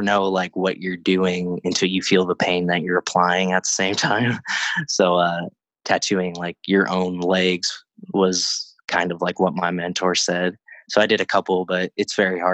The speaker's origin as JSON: {"language": "English", "town": "Crestline", "region": "California", "country": "United States", "tie": "born or raised there", "also_born_or_lived": "Yucaipa, California", "lives_now": "Riverside, United States", "said": "I was raised in like Crestline"}